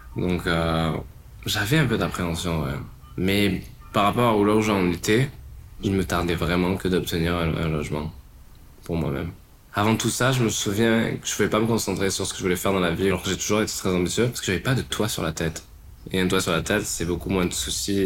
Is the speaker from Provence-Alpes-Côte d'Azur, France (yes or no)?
yes; Marseille, Provence-Alpes-Côte d'Azur, France; also born or lived in London / Australia / Los Angeles; now in Paris, France; j'ai 26 ans, je viens de Marseille et je suis photographe. Je suis arrivé à Paris en 2018